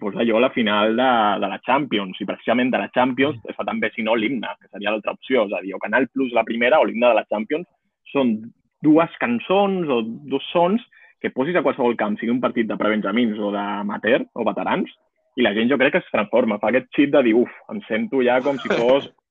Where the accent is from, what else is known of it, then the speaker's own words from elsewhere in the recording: Montcada i Reixac, Catalonia, Spain; soc de Moncada